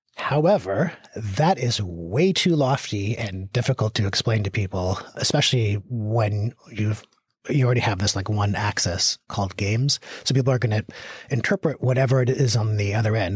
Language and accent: English; Victoria, British Columbia, Canada; I grew up in Victoria, British Columbia